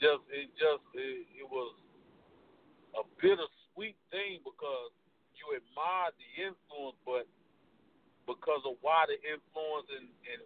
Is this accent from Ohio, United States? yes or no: yes; Cleveland, Ohio, United States; I'm from Cleveland